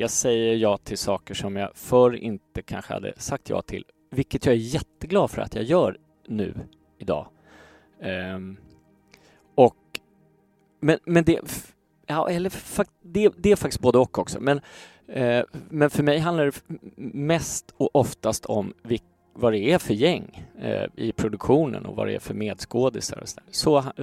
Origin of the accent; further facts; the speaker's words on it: Stockholm, Stockholm County, Sweden; jag växte upp i Gamla Enskede